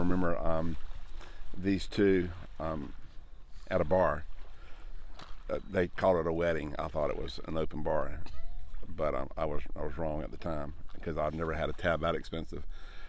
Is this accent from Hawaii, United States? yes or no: no; Raleigh, North Carolina, United States; from Raleigh, North Carolina.